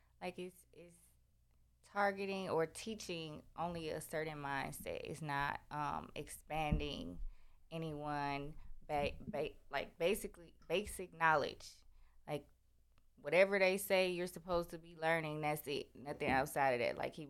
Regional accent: Wisconsin, United States; moved away; also born or lived in Tennessee; So I grew up in the North. I'm from Wisconsin.

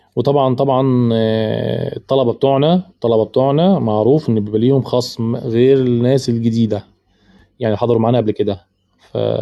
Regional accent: Egypt; عندنا في مصر

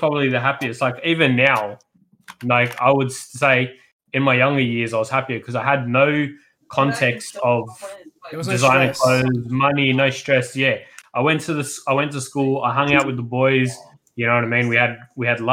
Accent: Punchbowl, New South Wales, Australia; I grew up in Punchbowl

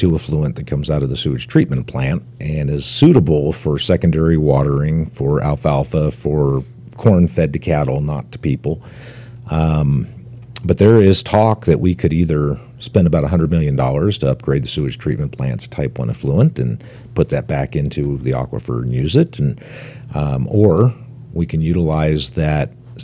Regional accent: Washington, District of Columbia, United States; now in Cedar City, United States; I'm from the Washington D.C. area

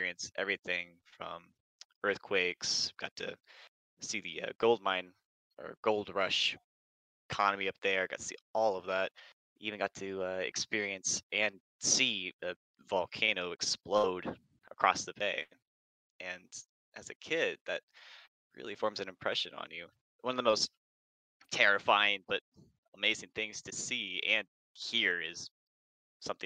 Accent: Alaska, United States; growing up in Alaska

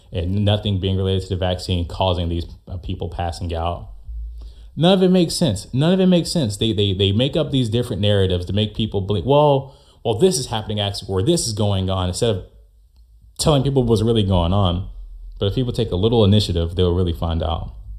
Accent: United States; as an American

